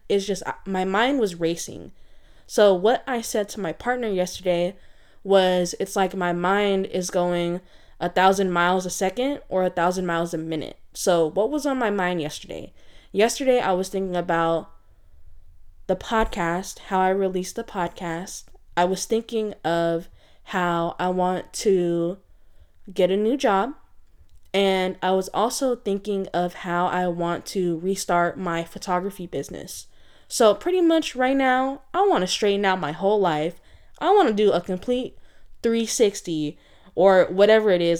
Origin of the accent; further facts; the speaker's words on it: San Francisco Bay Area, California, United States; I am from the San Francisco Bay Area